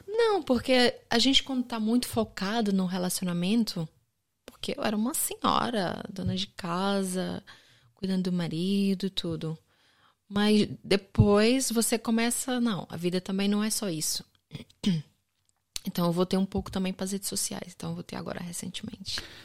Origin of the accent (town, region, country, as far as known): Brazil; accent: Brazilian; moved away as an adult; now in Portugal